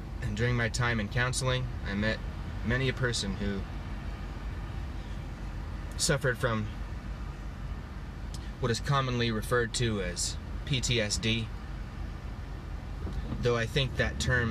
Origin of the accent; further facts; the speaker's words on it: Utah, United States; I'm from Utah, home of the Mormons, which I was as a child.